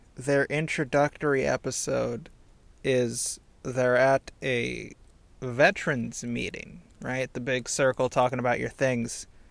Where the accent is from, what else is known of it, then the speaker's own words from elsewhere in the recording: Indiana, United States; I'm from Indiana